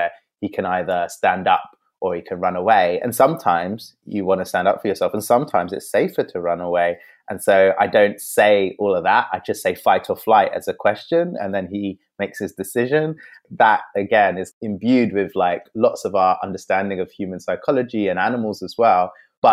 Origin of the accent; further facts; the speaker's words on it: London, United Kingdom; I'm also mixed race. Yeah, also grew up in London